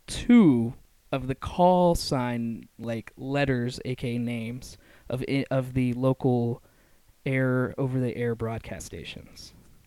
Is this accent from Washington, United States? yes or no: yes; Chimacum Valley, Washington, United States; born or raised there; also born or lived in Seattle area; now in Portland, United States